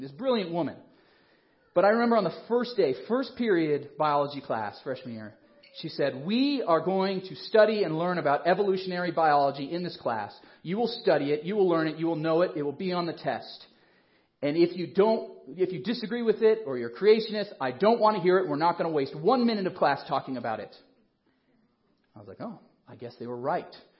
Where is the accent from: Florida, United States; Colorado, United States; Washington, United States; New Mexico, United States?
Colorado, United States; Colorado Springs; I grew up in Colorado Springs, which you may or may not know is the evangelical mecca